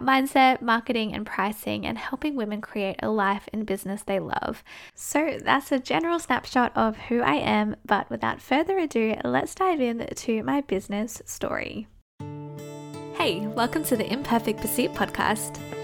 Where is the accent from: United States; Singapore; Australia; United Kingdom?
Australia; I am from Down Under in Australia